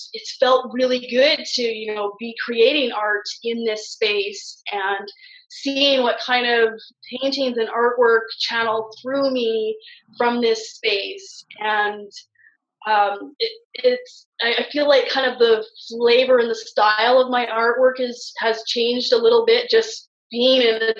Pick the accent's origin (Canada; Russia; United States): Canada; Western Canada; moved away as an adult; a literal physical journey from Eastern Canada to Western Canada, coming back to my hometown. I had spent 10 years out east